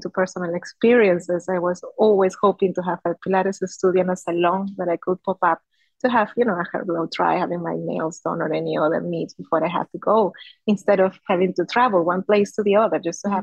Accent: Peru; moved away as an adult; also born or lived in Spain; now in Singapore; So I was born in Peru. 35 years ago, I might say. And then I moved to Spain as I was in my early 20s.

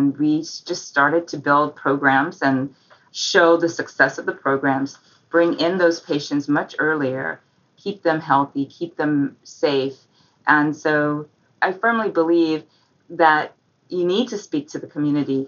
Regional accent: New York City, New York, United States; I grew up in New York, in Manhattan

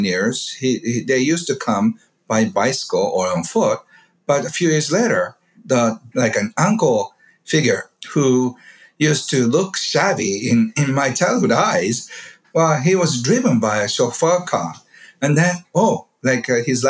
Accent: Kobe, Hyogo, Japan; I grew up in a beautiful neighborhood in Kobe, which is west side of Japan.

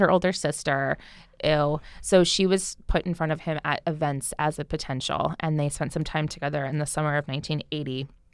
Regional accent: New Jersey, United States; I'm from New Jersey

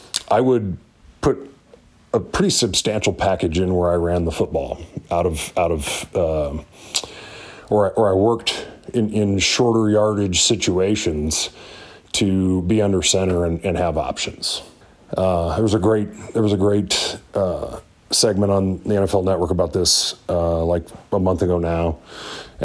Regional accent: Northeast Iowa, United States; I grew up a Hawkeye in Northeast Iowa

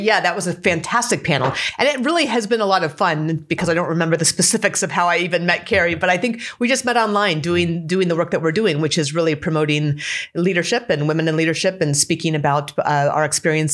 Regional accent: Anchorage, Alaska, United States; moved away as an adult; I grew up just on the outside of Anchorage

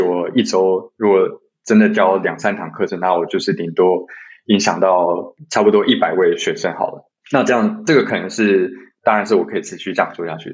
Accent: Taiwan; also born or lived in Michigan, United States; 身为台湾人

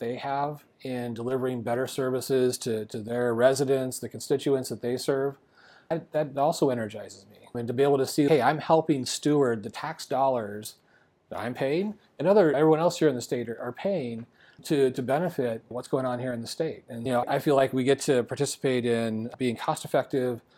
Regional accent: Arizona, United States; I love living in Arizona. This is my home state

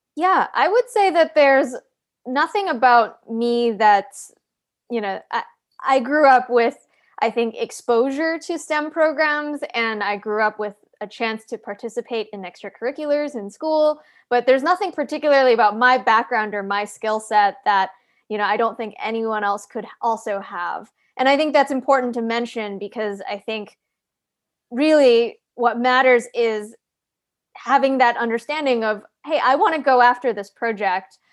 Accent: Calgary, Alberta, Canada; moved away; I grew up in Calgary, Canada

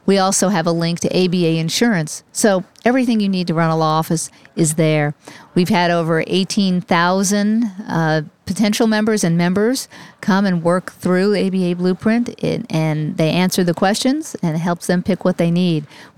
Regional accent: New York, United States; born there; I was born in New York. I was raised on New York thin crust.

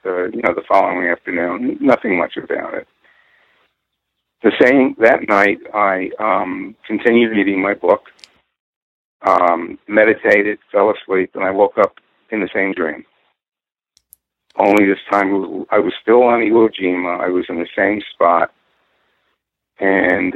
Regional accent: Purchase, New York, United States; where I grew up in Purchase, New York.

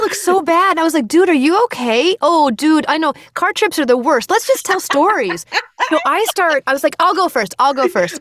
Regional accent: United States; I'm American

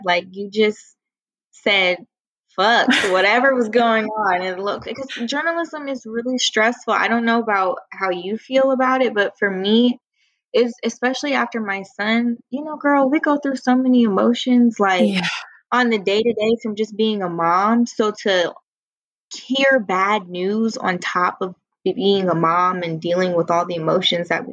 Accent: Columbus, Ohio, United States; now in Washington, D.C., United States; back home, it was like, you know, I'm from Columbus, Ohio, so it's small Midwest town.

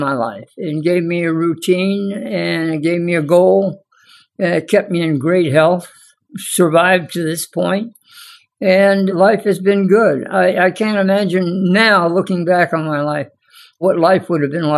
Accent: Santa Monica, California, United States; moved away as an adult; also born or lived in Hollywood, California; now in St. Petersburg, United States; I was born in 1930 in Hollywood, California, and raised off and on in Santa Monica, California

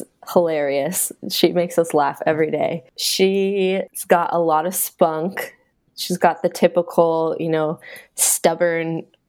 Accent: Bay Area outside of San Francisco, California, United States; moved away as an adult; now in Vancouver, Washington, United States; So I grew up in the Bay Area outside of San Francisco.

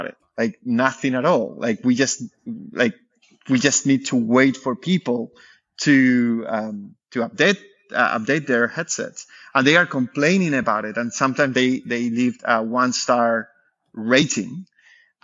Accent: the very south of Spain, southern Spain, Spain; moved away as an adult; now in France; I'm from Spain, from the very south of Spain.

